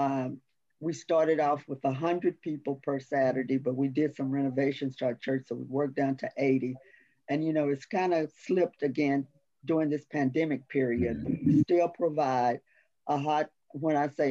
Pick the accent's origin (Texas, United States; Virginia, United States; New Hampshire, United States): Texas, United States; Dallas; I am from Dallas. I'm from a all African-American community in Dallas